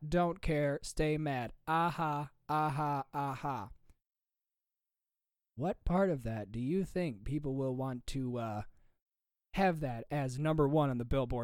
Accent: Michigan, United States; I'm from Michigan

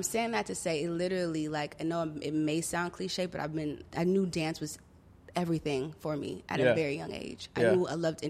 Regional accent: Compton, California, United States; I'm from Compton. Uh-huh. Straight up, I'm from Compton. But I've had friends all over Los Angeles.

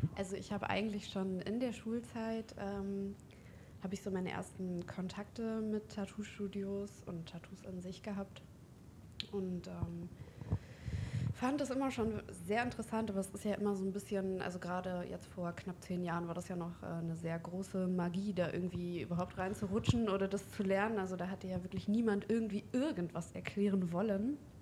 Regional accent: Hildesheim, Lower Saxony, Germany; Ich bin 25 Jahre alt. Ich komme aus Hildesheim.

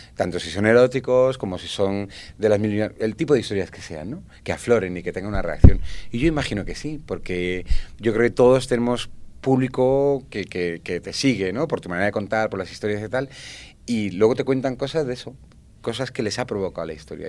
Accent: Valencian Community, Spain; yo soy valenciano, yo soy valenciano

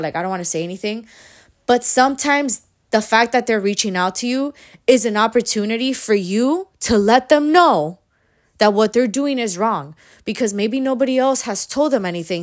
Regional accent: Miami, Florida, United States; I'm from Miami

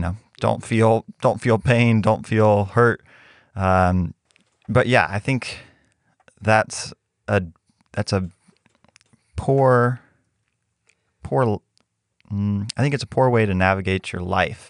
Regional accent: Mexico; growing up in Mexico

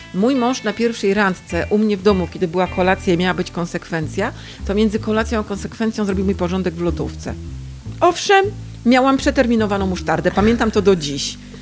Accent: Gdańsk, Pomeranian Voivodeship, Poland; U nas jednak było trochę inaczej w Gdańsku

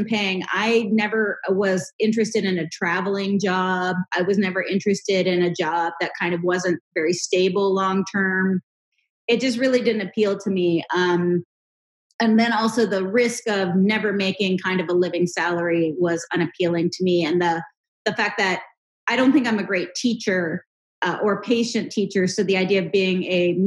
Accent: Pittsburgh, Pennsylvania, United States; I was born and raised in Pittsburgh, Pennsylvania.

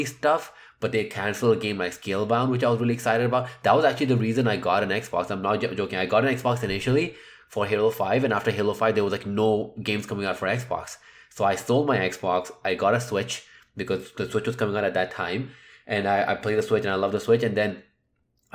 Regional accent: Canada; I'm Canadian.

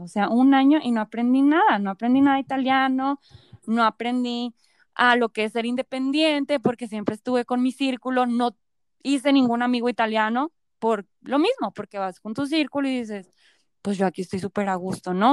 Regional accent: Mexico; also born or lived in Florence, Italy; un grupo súper grande de mexicanos

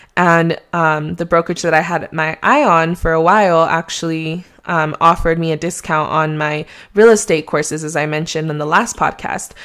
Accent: Mexico; accent: Mexican; my Mexican accent

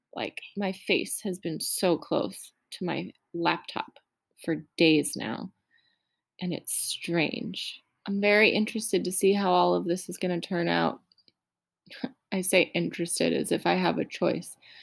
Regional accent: United States; I'm so American

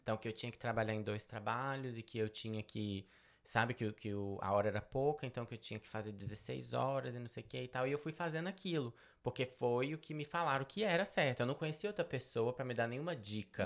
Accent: Belo Horizonte, Minas Gerais, Brazil; moved away as an adult; also born or lived in Betim; now in United States; Eu sou natural de Belo Horizonte, nasci em Belo Horizonte.

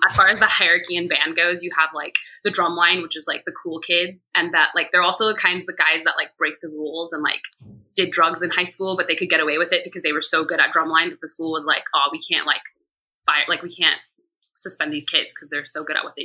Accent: Colleyville, Texas, United States; moved away as an adult; also born or lived in Dallas, Texas / Atlanta, Georgia; now in London, United Kingdom; So I grew up, like, 45 minutes outside of Dallas, which is a city or a town called Colleyville.

